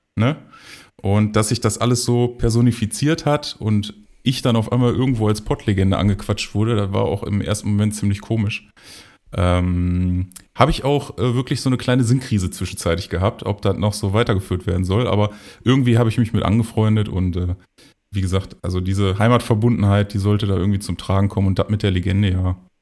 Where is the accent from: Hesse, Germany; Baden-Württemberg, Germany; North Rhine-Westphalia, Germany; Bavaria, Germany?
North Rhine-Westphalia, Germany; Mülheim an der Ruhr; moved away as an adult; now in Oberhausen, Germany; gebürtig komme ich aus Mülheim und ähm, wohne aber jetzt schon ja, seit ich glaube, sechs Jahren sind es mittlerweile in Oberhausen